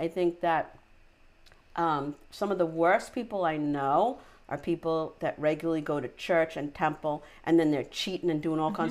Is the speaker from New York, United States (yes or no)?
yes; Syosset, New York, United States; I grew up in Syosset